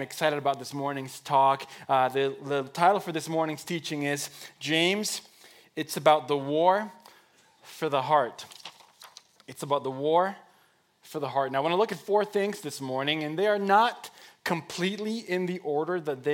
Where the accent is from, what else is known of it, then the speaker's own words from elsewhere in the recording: Mexico; moved away as an adult; I was born and raised in Mexico. 19 years of my life were spent there